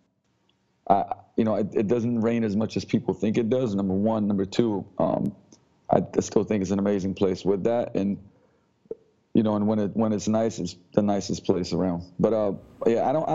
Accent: Slovenia; moved away as an adult; also born or lived in London, United Kingdom; now in Seattle, United States; I come from Slovenia. I was born and raised in Yugoslavia before the war, turned into Slovenia afterwards

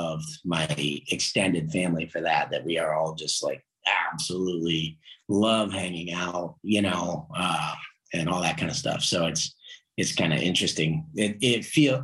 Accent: California, United States; now in Pittsburgh, United States; I grew up in California.

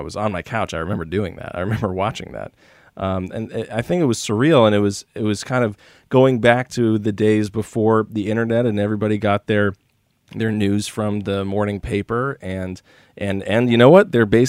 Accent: New York, United States; So as a, let's say, 12 to 13 to 14-year-old growing up in New York

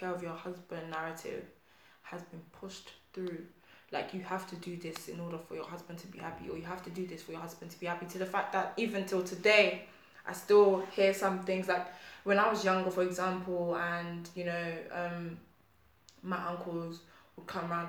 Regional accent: Nigeria; I'm Nigerian

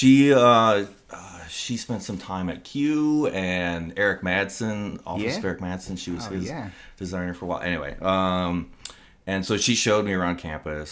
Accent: Blaine, Minnesota, United States; now in Saint Paul, United States; I'm from Blaine, Coon Rapids

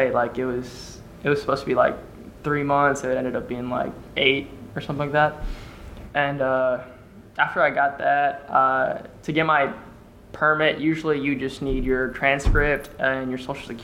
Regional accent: South Africa; also born or lived in Philadelphia; now in Kentucky, United States; I'm originally from South Africa

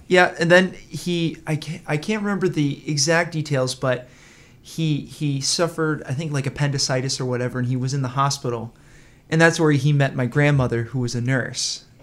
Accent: Saco, Maine, United States; also born or lived in Washington, D.C. area; I was born down in the D C area, And then, um, when he retired two years later, we moved up to Maine

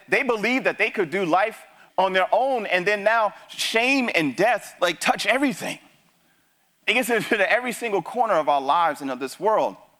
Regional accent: New York City, New York, United States; moved away; also born or lived in Texas; I grew up in the Bronx

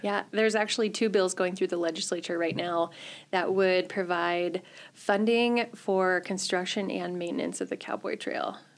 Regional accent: a little town north of Grand Rapids, Michigan, United States; moved away as an adult; also born or lived in Kearney, Nebraska; now in Chadron, United States; I am originally from Michigan

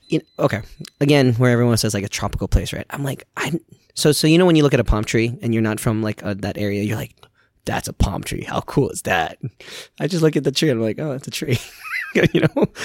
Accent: New York, United States; also born or lived in Philippines; now in Gainesville, United States; growing up in New York

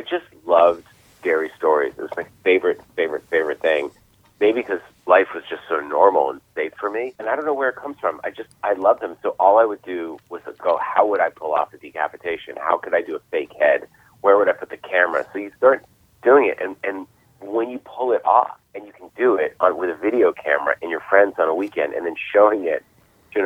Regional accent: Boston, Massachusetts, United States; I was from Boston.

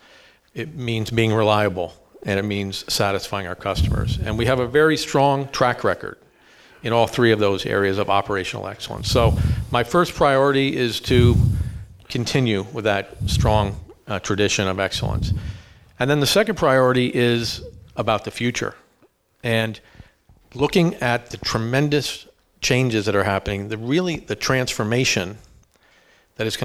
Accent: Easton, Pennsylvania, United States; moved away as an adult; also born or lived in Bronx, New York; I grew up in Easton, PA, which is just up the river, about an hour

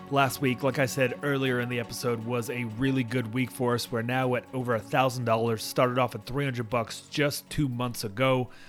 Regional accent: Tulsa, Oklahoma, United States; I am from Tulsa, Oklahoma.

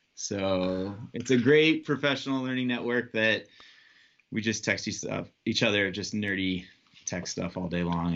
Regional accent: South Bend, Indiana, United States; I'm from South Bend, Indiana

